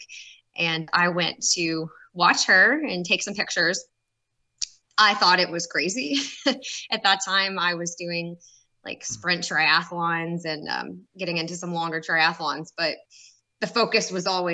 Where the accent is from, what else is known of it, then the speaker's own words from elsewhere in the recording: Knoxville, Tennessee, United States; I was born and raised here in Knoxville